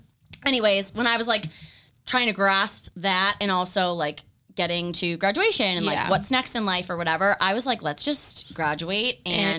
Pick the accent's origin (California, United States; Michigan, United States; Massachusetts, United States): Massachusetts, United States; Raynham; also born or lived in Amherst, Massachusetts; So I grew up in Rainham, Massachusetts, which some people also pronounce it like Rainham.